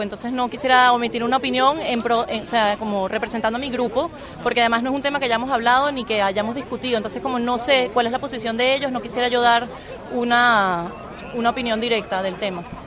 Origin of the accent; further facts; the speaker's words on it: Venezuela; moved away as an adult; now in Barcelona, Spain; yo a mis 29 años tuve que salir de mi país